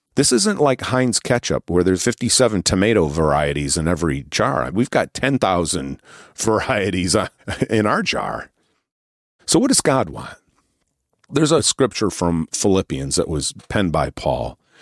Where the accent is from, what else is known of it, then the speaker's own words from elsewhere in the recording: Northeast, United States; I'm from the Northeast